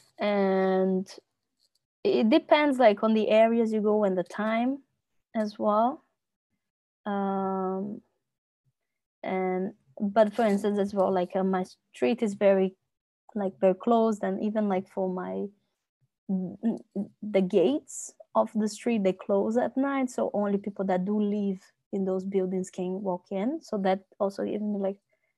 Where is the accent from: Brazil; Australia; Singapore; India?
Brazil; moved away as an adult; now in Netherlands; being Brazilian